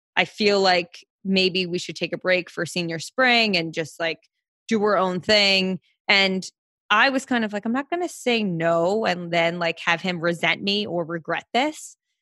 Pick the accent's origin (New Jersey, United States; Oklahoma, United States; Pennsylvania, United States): New Jersey, United States; Princeton; moved away as an adult; also born or lived in New York; now in Manhattan, United States; I grew up in Jersey. So, I'm from New Jersey.